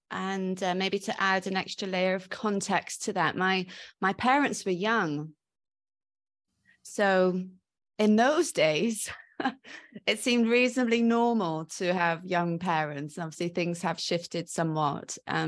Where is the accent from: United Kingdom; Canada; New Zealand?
United Kingdom; Wales; accent: mongrel accent with Welshness; So I call my accent a bit of a mongrel accent because quite often people are a bit unsure of what it is. But I agree, there's definite Welshness in it.